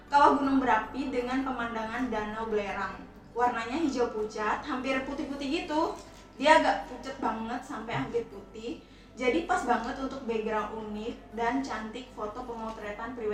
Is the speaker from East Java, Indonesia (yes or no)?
yes; East Java, Indonesia; Uh, kalau aku dari Madura juga nih.